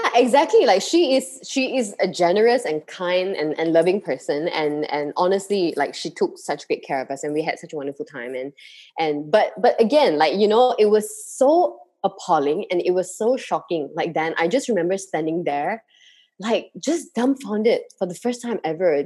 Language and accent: English; Malaysia